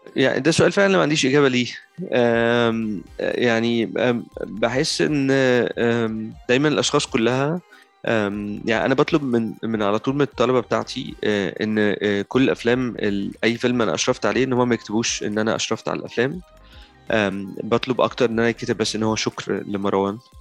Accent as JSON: {"language": "Arabic", "country": "Egypt", "said": "عندنا في مصر"}